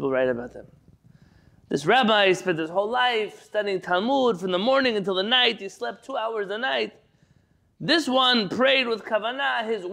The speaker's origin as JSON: {"language": "English", "town": "San Diego", "region": "California", "country": "United States", "tie": "born or raised there", "said": "as a San Diego kid growing up"}